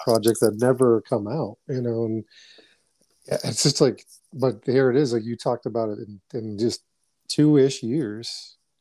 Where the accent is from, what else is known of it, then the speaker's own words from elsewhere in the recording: Boston, Massachusetts, United States; born and raised in New England or born, uh, you know, Dorchester, Massachusetts is where my formative years were